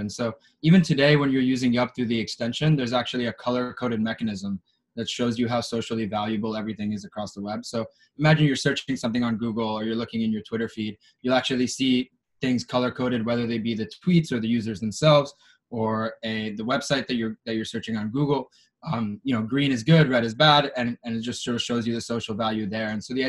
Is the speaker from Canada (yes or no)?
no; Israel; I'm Israeli American. I had the opportunity to serve in the Israeli army in the military intelligence.